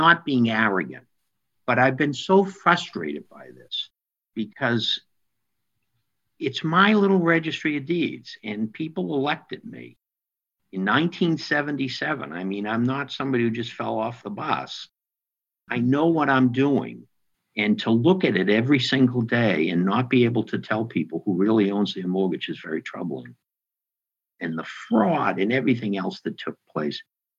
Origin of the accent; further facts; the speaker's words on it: Lynn, Massachusetts, United States; my hometown, the city of Lynn, Mass